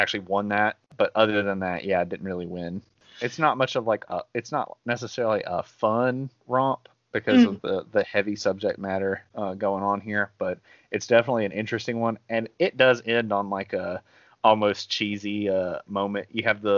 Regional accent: United States; accent: redneck; my homegrown accent

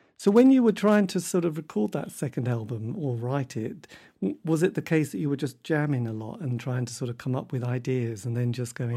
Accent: Norwich, East of England, United Kingdom; I come from Norwich. It's not a great place for music.

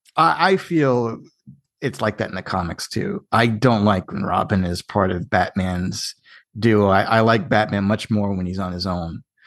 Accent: Ireland; I'm Irish too.

